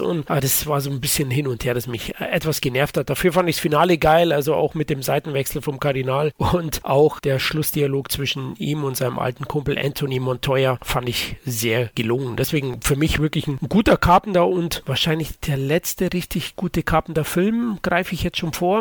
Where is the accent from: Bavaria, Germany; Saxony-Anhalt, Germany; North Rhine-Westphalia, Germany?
Bavaria, Germany; Ich als Bayer